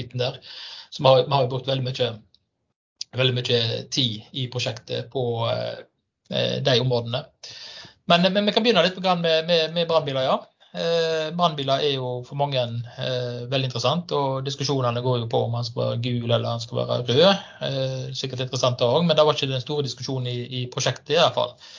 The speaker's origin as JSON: {"language": "Norwegian", "town": "Stord", "region": "Vestland", "country": "Norway", "moved": "yes", "lives_now": "Fusa, Norway", "said": "vestlending. Kommer fra Stord, bor i Fusa og jobber på Haugalandet"}